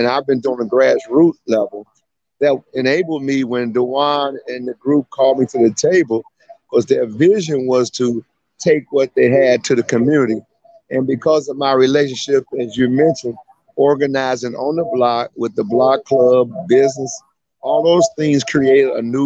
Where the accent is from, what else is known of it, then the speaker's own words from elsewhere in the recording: Chicago, Illinois, United States; I grew up in Chatham